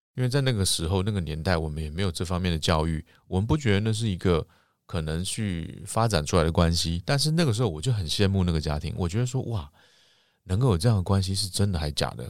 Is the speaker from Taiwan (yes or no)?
yes; Taiwan; 就像我们台湾人不是礼貌性地打招呼都会问，“你吃饱了没